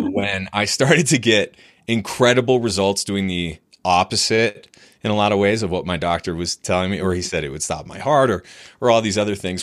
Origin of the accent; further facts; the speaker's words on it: New Hampshire, United States; I was, I was raised in New Hampshire. So in the U S, a rural place